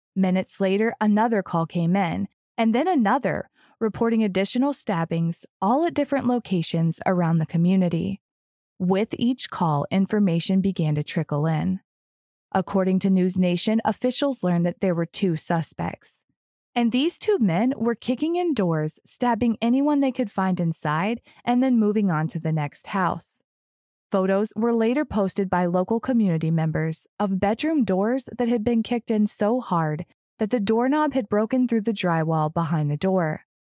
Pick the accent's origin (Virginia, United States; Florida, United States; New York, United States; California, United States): Florida, United States; born or raised there; moved away